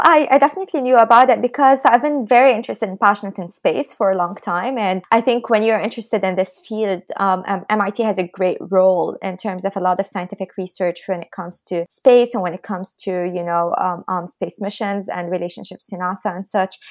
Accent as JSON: {"language": "English", "country": "Lebanon", "moved": "as an adult", "lives_now": "Boston, United States", "said": "I'm from Lebanon."}